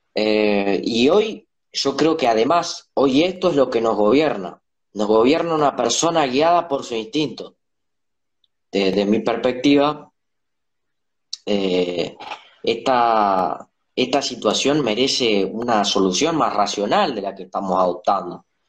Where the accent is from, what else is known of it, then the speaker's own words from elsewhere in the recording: Paraná, Entre Ríos, Argentina; soy de Paraná.